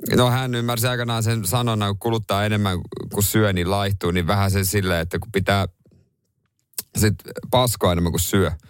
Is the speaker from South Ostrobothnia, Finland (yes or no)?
yes; Seinäjoki, South Ostrobothnia, Finland; mä oon ihan syntyperäinen seinäjokinen